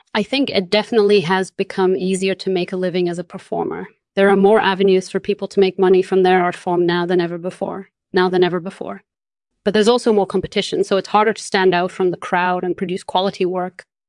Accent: Portugal; moved away; also born or lived in London; I was born and raised in Portugal

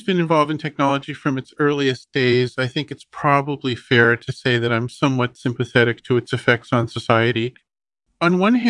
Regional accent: Berkeley, California, United States; also born or lived in Los Angeles, United States; Well, I was born in Berkeley, CAA, and grew up there and in Los Angeles.

